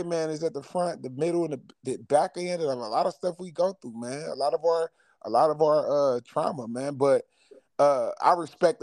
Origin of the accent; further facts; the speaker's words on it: Chicago, Illinois, United States; I'm from Chicago.